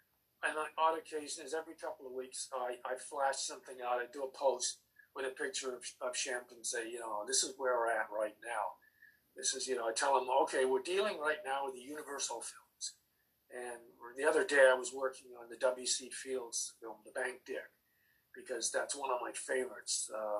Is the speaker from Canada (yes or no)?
no; United Kingdom; born there; And that's because I was born in Britain, and it's the home of Jeff Chaucer.